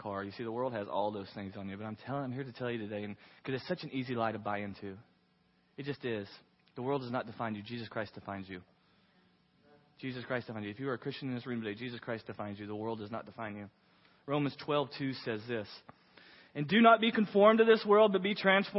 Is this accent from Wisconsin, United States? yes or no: no; Waco, Texas, United States; I was from Waco, Texas